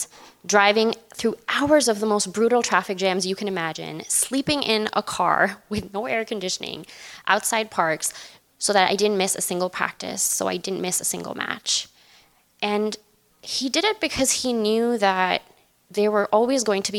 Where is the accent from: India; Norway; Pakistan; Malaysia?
Pakistan; moved away; I grew up in Pakistan